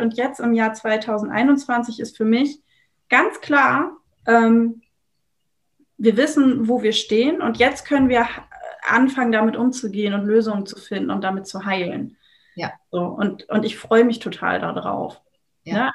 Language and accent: German; Germany; ich komme aus Deutschland.